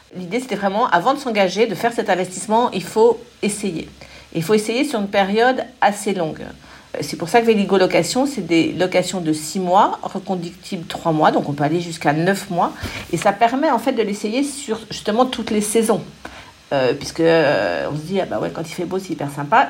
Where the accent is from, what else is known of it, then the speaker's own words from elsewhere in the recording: Paris, Île-de-France, France; also born or lived in Suresnes; je suis une Parisienne de toujours